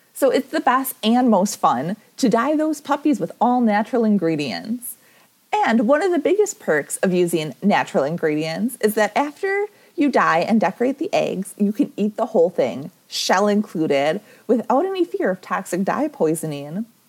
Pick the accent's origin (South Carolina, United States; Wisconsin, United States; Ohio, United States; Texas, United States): Wisconsin, United States; I am from Wisconsin